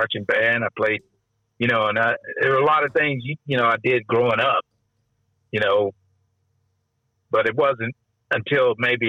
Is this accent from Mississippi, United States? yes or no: yes; Marks, Mississippi, United States; moved away; also born or lived in Lambert, Mississippi / North Texas; I was born in Marks. Grew up in Marks area, Lambert. I lived in Lambert, and went to school in Marks